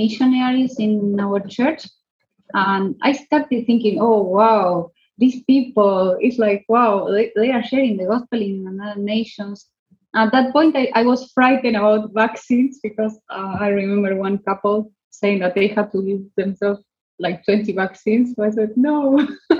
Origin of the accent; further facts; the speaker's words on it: Buenos Aires, Argentina; now in Fort William, United Kingdom; I am from Argentina, from the city of Buenos Aires